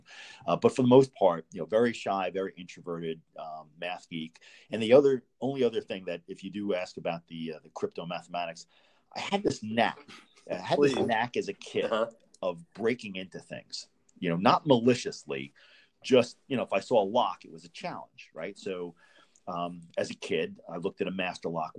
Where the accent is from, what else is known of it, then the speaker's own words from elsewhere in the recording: Long Island, New York, United States; I was raised in New York on Long Island